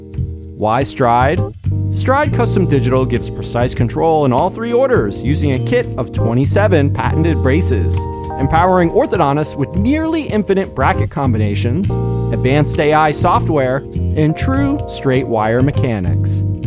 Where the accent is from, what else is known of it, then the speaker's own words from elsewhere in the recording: New Jersey, United States; half of my friends were Jewish growing up in New Jersey.